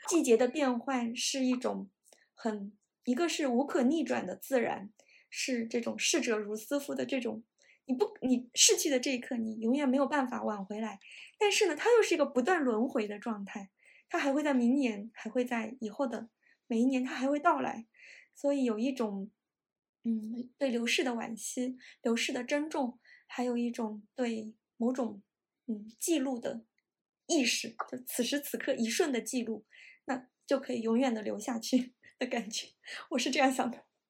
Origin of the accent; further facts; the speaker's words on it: Nantong, Jiangsu, China; moved away as an adult; now in Kyoto, Japan; 我是上海边上的城市，小城市南通出生的，所以我们的，我的家乡也是四季很分明